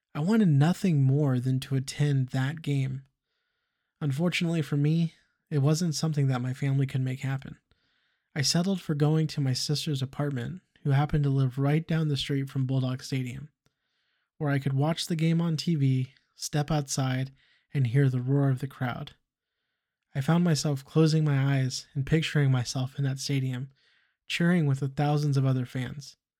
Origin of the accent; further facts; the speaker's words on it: Fresno, California, United States; growing up in Fresno, California